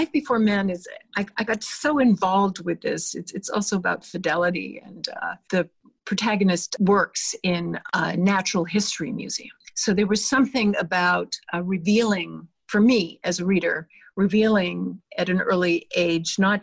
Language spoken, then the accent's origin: English; Canada; moved away as an adult; now in United States; I am a Canadian.